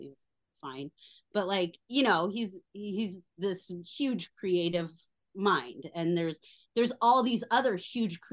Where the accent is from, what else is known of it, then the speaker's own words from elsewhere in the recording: Denver, Colorado, United States; moved away; I'm from Colorado